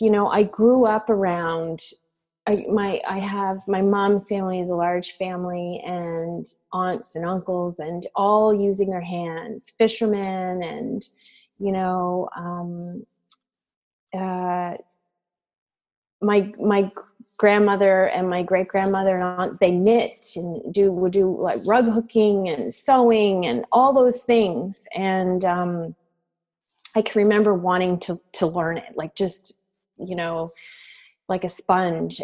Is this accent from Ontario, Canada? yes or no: no; Dayspring, Nova Scotia, Canada; I grew up in a small community known as Dayspring, uh, which is in Nova Scotia, and it's situated along the Lahave River in Lunenburg County.